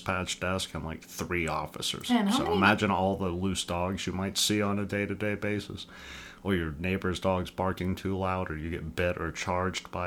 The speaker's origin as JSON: {"language": "English", "region": "the South", "country": "United States", "tie": "born or raised there", "moved": "yes", "lives_now": "Missoula, United States", "said": "We grew up in the South"}